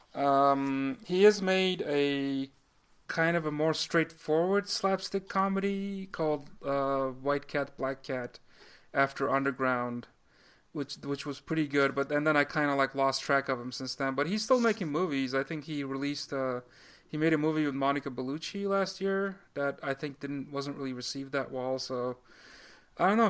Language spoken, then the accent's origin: English; Turkey; moved away; when I was growing up in Turkey